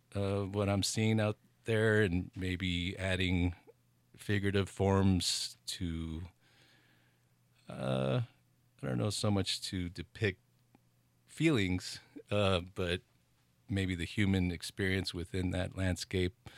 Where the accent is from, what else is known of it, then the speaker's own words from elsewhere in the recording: El Paso, Texas, United States; now in Taos, United States; growing up in El Paso, Texas